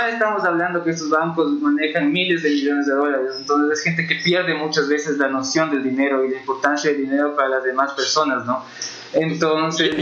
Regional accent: Ecuador; Yo les decía de Ecuador

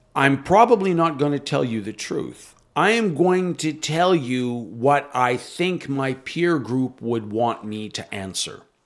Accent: Canada; As a Canadian

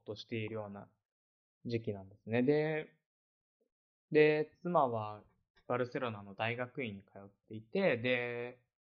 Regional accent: Komae, Tokyo, Japan; moved away as an adult; now in Barcelona, Spain; 僕が、まあ、生まれ育った町の話をちょっとしたいんですけども、東京都の狛江市っていう場所で

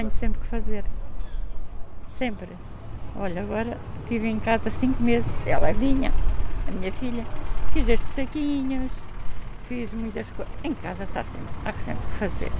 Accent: Famalicão da Serra, Guarda, Portugal; moved away as an adult; also born or lived in Seixo Amarelo; now in Caldas da Rainha, Portugal; Fui para a escola, eh, em Famalicão da Serra

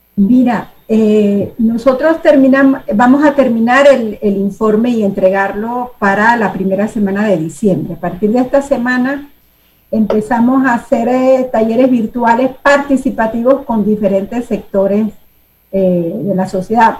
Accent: Panama; construimos como panameños

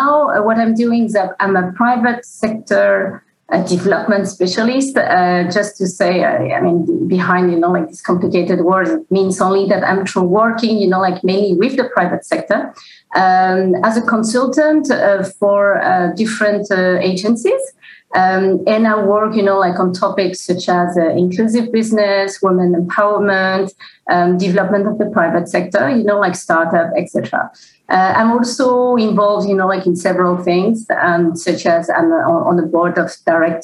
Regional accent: France; first language French; English is a second language; moved away as an adult; now in Cambodia; I was very lucky, I mean, to grow up, you know, like in France

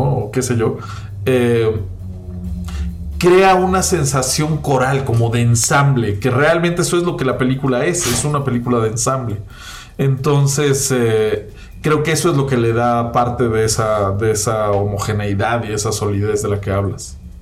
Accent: Mexico City, Mexico; que soy chilango

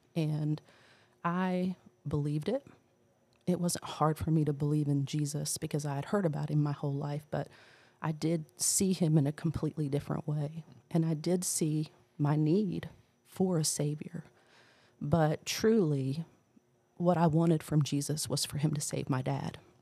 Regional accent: New Jersey, United States; moved away; I'm from New Jersey originally

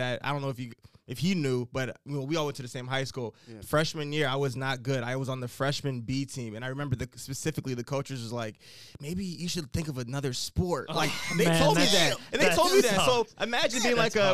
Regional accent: United States; moved away as an adult; I'm the American

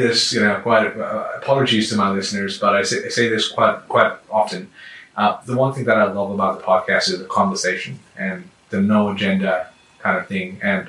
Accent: Canberra, Australian Capital Territory, Australia; And I'm traveling right now from Canberra because I'm from Canberra.

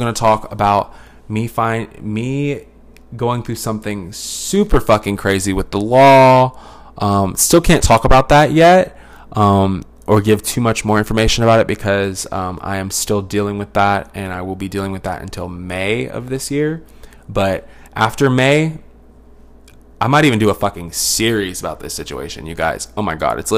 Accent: Louisiana, United States; I'm a Louisiana, that was born and raised in Louisiana

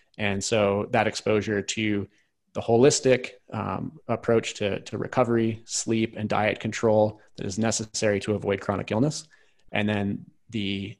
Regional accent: rural Virginia, United States; I grew up in rural Virginia, about an hour south of Washington, D.C.

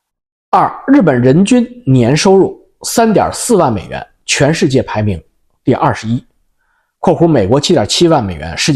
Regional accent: Canada; 你比如说我们加拿大人是或者美国人去日本旅游

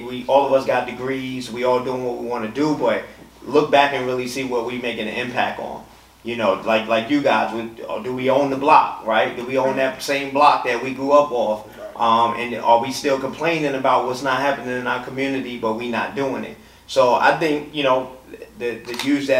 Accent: New York, United States; now in Atlanta, United States; I'm originally from New York, been living in Atlanta, going on 21 years

